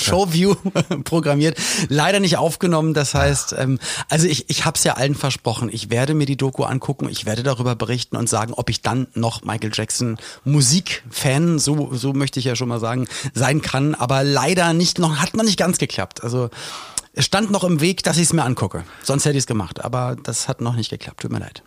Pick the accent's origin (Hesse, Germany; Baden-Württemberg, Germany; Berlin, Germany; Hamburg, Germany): Berlin, Germany; moved away; also born or lived in Mallorca / Cologne; ich komme ja aus Berlin